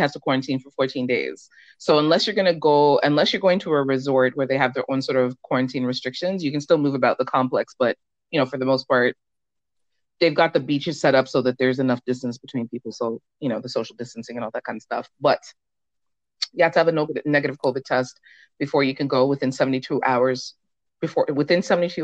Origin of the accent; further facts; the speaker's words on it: Canada; also born or lived in Jamaica; I was born in Jamaica, but live in Canada. I've spent most of my life here. I came here when I was a small child